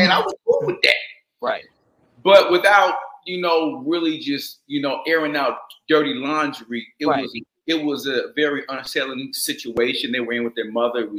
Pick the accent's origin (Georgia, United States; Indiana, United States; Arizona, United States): Georgia, United States; Atlanta; I was raised in Atlanta, Georgia.